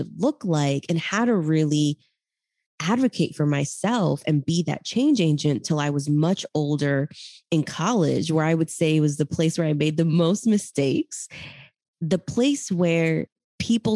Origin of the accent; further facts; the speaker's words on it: Callao, Peru; moved away; I grew up in Peru, Chimpún Callao